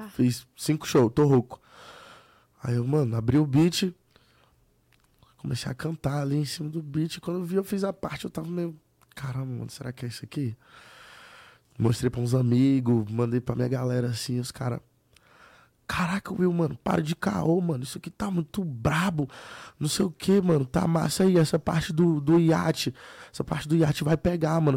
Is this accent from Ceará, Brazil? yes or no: yes; Fortaleza, Ceará, Brazil; galera de onde eu sou, do Nordeste